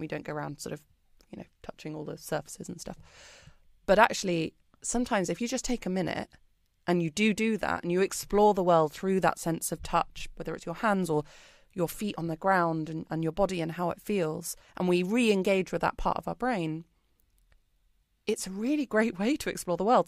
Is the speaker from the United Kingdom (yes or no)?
yes; United Kingdom; moved away as an adult; now in Singapore; I'm British, if you can't tell from my accent